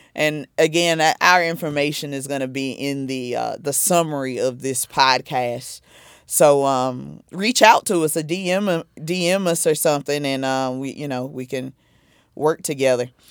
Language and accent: English; South Carolina, United States; now in New Jersey, United States; I'm originally from South Carolina.